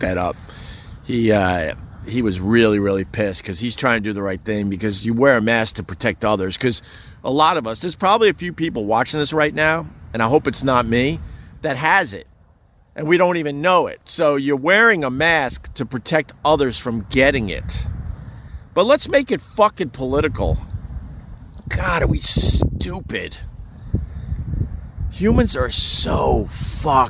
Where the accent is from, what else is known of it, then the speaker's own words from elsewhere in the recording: Centerport, New York, United States; I'm from Centerport, Long Island, a very, very small town on Long Island